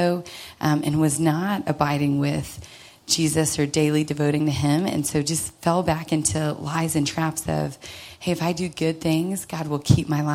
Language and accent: English; Dallas, Texas, United States; I grew up here in Dallas to some sweet, loving parents